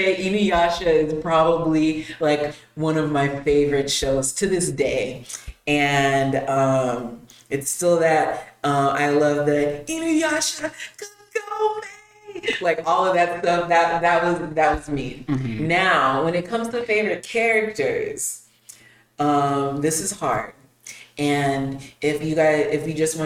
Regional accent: Las Vegas, Nevada, United States; now in Houston, United States; I'm originally from Las Vegas, living here in Houston

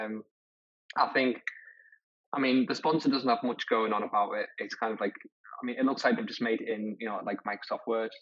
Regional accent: Middlesbrough, North East England, United Kingdom; I'm from Middlesbrough and I'm a Middlesbrough fan

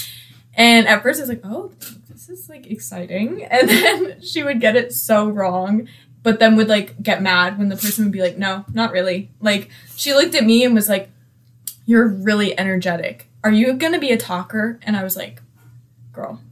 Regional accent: Marietta, Georgia, United States; I'm from Marietta.

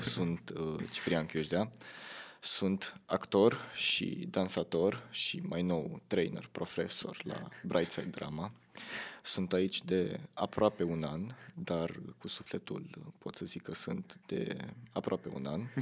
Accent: Tulcea, Tulcea County, Romania; moved away; sunt din Tulcea

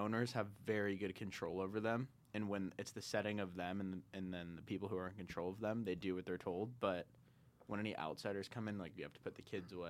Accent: San Diego, California, United States; German Shepherds. Yeah, I'm from San Diego.

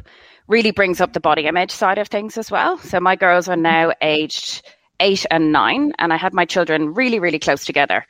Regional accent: Ireland; moved away; I'm from Ireland originally, if you didn't guess by my accent

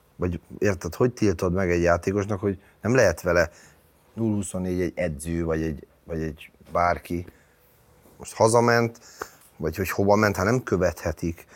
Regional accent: Budapest, Hungary; Én a világon is új Újpest szurkoló vagyok. Az az enyém, ott nőttem föl

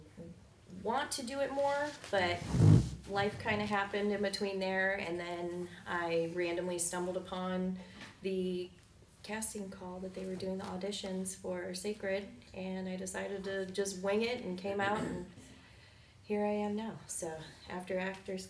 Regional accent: Michigan, United States; moved away as an adult; now in Florida, United States; I grew up in Michigan, and I moved down to Florida in 2019 when I was 2009, I'm sorry, when I was 19

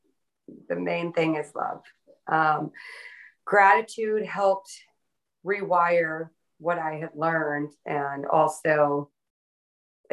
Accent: the South, United States; I was raised in the South by a Northern New York Italian Sicilian Catholic and a man from the mountains of Pennsylvania

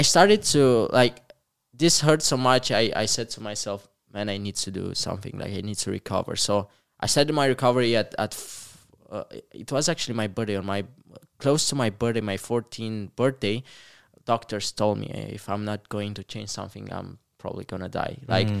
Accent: Comăneci, Bacău County, Romania; So I'm from Comăneci, a really small town, like less than 20,000 people.

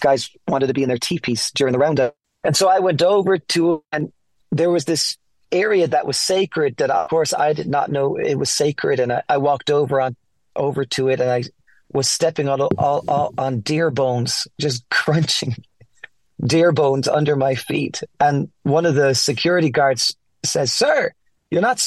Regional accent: Ireland; moved away as an adult; also born or lived in Florida, United States / Colorado, United States; now in United States; I'm from Ireland, born and raised.

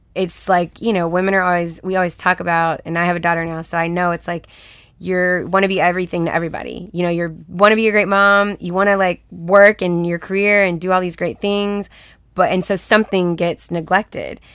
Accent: Houston, Texas, United States; also born or lived in Los Angeles, United States; now in Atlanta, United States; I'm from Texas, so it's way hotter in Houston.

